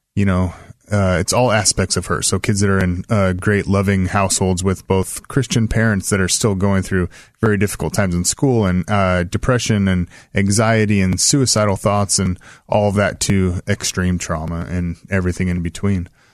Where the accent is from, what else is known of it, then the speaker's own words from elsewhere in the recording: Salem, Oregon, United States; I grew up in West Salem